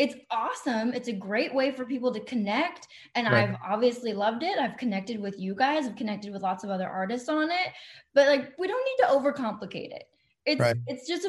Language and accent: English; Texas, United States; accent: Texan; So I actually live outside of Dallas, Texas, and I hope you can't hear it too much because I've fought that accent my entire life.